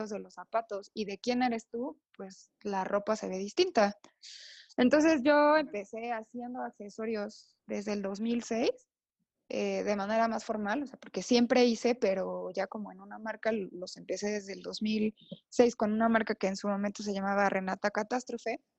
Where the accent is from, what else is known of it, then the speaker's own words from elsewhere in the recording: Oaxaca, Mexico; born there; now in San Cristóbal de las Casas, Mexico; Yo nací en Oaxaca